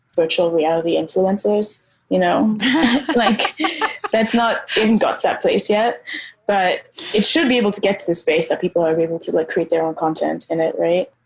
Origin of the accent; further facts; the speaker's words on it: Nairobi, Kenya; I grew up, so I grew up in Nairobi, I grew up in Kenya